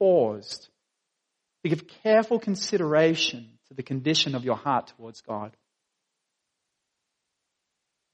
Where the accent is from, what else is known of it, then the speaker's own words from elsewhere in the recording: Dapto, New South Wales, Australia; I grew up in Dapto.